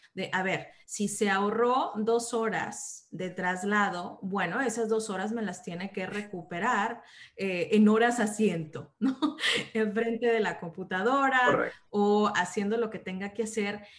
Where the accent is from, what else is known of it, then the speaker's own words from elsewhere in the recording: Monterrey, Nuevo León, Mexico; moved away as an adult; now in Canada; soy una regia de Monterrey, México, y ahorita estoy viviendo en Canadá